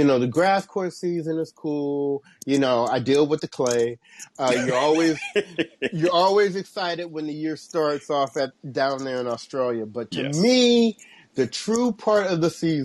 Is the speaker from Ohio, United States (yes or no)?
yes; Cincinnati, Ohio, United States; my hometown where I grew up, Cincinnati